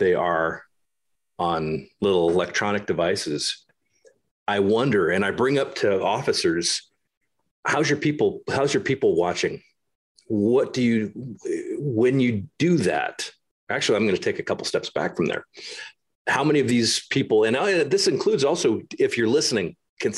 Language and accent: English; United States; moved away as an adult; also born or lived in Germany; As an American moving over to Germany